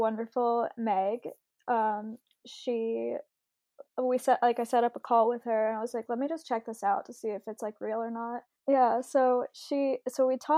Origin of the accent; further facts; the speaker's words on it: Springdale, Arkansas, United States; moved away as an adult; also born or lived in New York; I grew up in Springdale, Arkansas